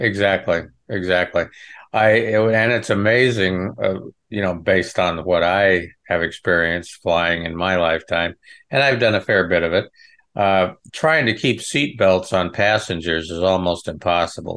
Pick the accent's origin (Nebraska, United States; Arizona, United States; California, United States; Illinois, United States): Nebraska, United States; Western; I'm from the Midwest. I, you know, I'm, was born in Western Nebraska on a ranch